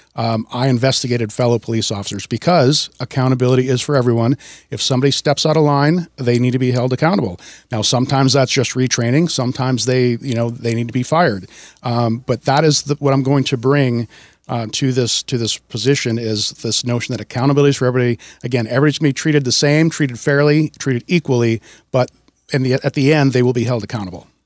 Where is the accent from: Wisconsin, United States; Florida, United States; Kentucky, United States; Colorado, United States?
Wisconsin, United States; also born or lived in Seattle, Washington; now in Snohomish County, United States; I grew up in Wisconsin and moved out to Washington in nineteen ninety-six